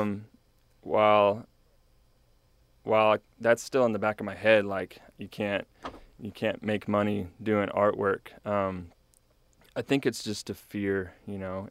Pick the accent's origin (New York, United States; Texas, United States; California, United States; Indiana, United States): Texas, United States; New Braunfels; moved away as an adult; now in College Station, United States; I grew up in New Braunfels area